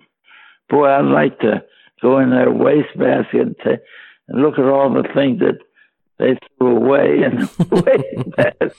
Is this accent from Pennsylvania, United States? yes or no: yes; Pittsburgh, Pennsylvania, United States; growing up in Pittsburgh